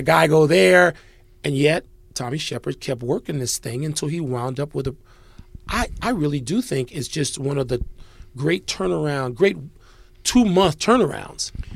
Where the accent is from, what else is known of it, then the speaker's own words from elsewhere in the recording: Chicago, Illinois, United States; moved away as an adult; now in Washington, D.C., United States; I'm a Chicagoan. I mean, I've lived the last forty years in D C